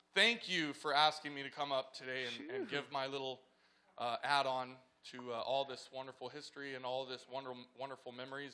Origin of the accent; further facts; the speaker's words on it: California, United States; We're settling and putting our roots here because we came from Southern California.